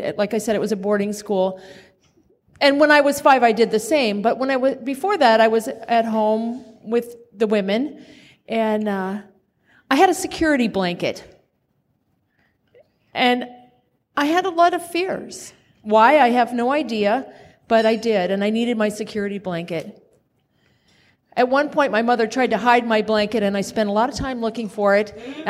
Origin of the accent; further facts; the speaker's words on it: Kansas, United States; born there; As I said, I was born in Kansas. I was right next door to Dorothea and Toto.